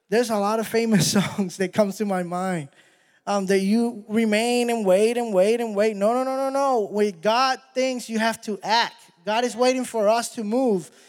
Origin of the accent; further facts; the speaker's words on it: Puerto Rico; I'm from Puerto Rico